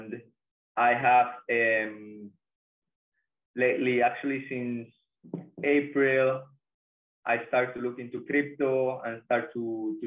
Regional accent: Venezuela; now in Bali, Indonesia; I'm from Venezuela

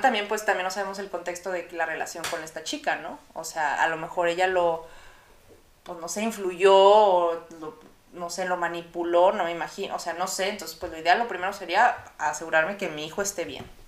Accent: Monterrey, Nuevo León, Mexico; en Monterrey, en mi ciudad natal

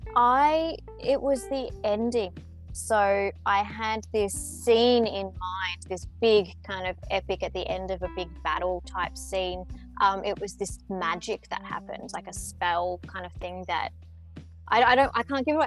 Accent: Melbourne, Victoria, Australia; I'm a writer from Australia

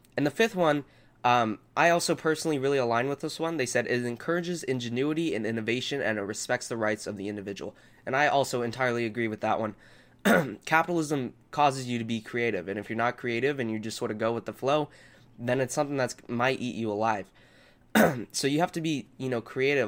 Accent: Southern California, United States; I grew up in Southern California and I continue to live here.

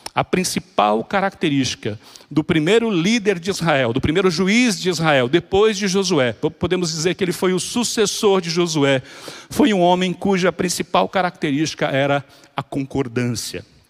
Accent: Salvador, Bahia, Brazil; a nossa realidade como baianos aqui, falando, sei que há pessoas de várias partes do Brasil, mas a nossa realidade aqui em Salvador é exatamente essa

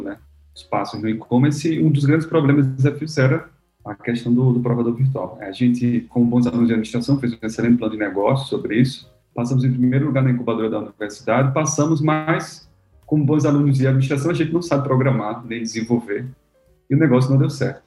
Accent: Natal, Rio Grande do Norte, Brazil; eu sou de Natal, Rio Grande do Norte, então sou um potiguar

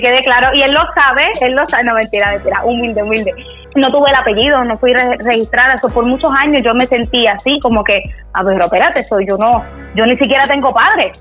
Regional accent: Bayamón, Puerto Rico; vengo de Bayamón, Puerto Rico.

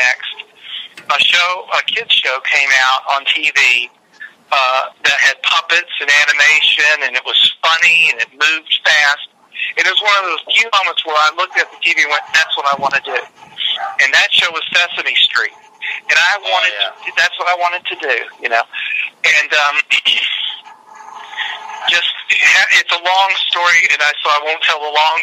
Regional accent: Richmond, Virginia, United States; my hometown of Richmond

